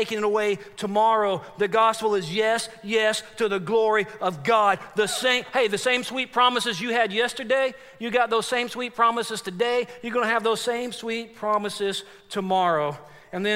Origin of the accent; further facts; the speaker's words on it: Forney, Texas, United States; now in Chattanooga, United States; I got a buddy that I grew up with in Forney, Texas. That's where I'm from.